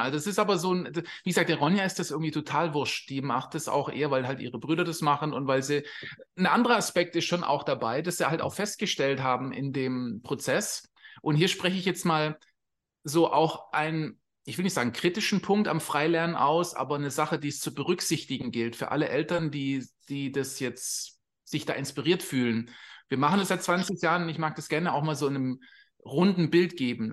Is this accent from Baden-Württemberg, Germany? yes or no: yes; Swabia, Baden-Württemberg, Germany; moved away as an adult; also born or lived in England; now in Costa Rica; wir kommen aus Süddeutschland, wir sind Schwabe und da ist steimler benz in Sindelfinger